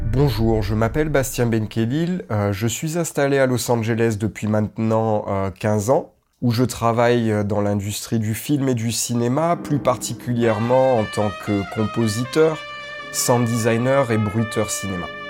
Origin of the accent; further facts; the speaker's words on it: France; moved away as an adult; now in Atlanta, United States; Je suis française, je suis expatriée aux États-Unis depuis trois ans maintenant.